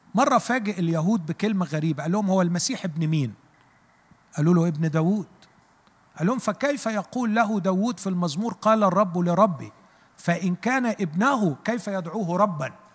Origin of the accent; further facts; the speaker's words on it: Egypt; احنا كمصريين